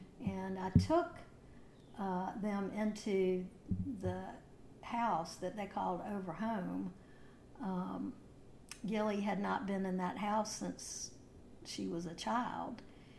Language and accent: English; Virginia, United States; now in Manteo, United States; I'm from Virginia.